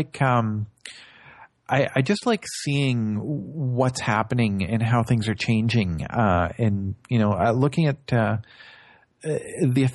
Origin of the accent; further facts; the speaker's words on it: Northern Ontario, Canada; I grew up in Northern Ontario, actually about 8 hours north of here